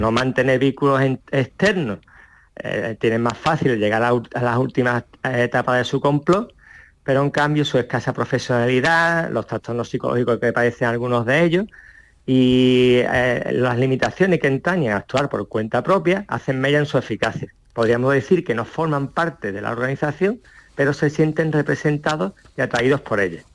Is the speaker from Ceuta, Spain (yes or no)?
yes; Ceuta, Spain; natural de Ceuta